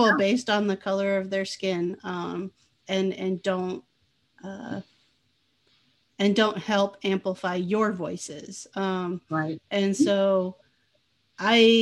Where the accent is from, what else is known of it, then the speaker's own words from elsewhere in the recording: United States; at the time I grew up in the US